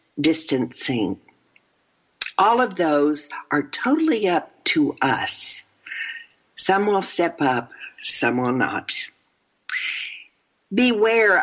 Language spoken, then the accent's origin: English; Texas, United States; I'm from Texas